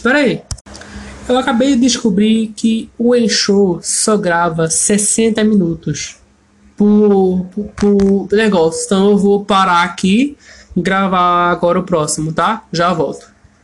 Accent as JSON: {"language": "Portuguese", "country": "Brazil", "first_language": "Portuguese", "said": "eu como brasileiro"}